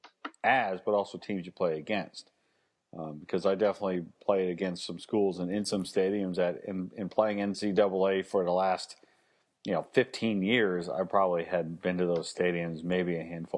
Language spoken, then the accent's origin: English; Alabama, United States; I was born in Alabama in the shadow of the university